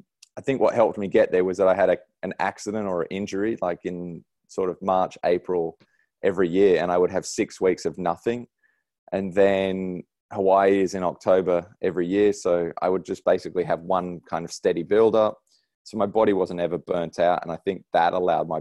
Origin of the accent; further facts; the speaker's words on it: Sydney, New South Wales, Australia; now in Noosa, Australia; I grew up in Sydney, and my parents are still there